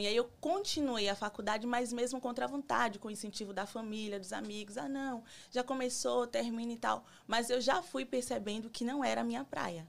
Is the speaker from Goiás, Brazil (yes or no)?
no; Salvador, Bahia, Brazil; moved away as an adult; now in United States; eu sou de Salvador, Bahia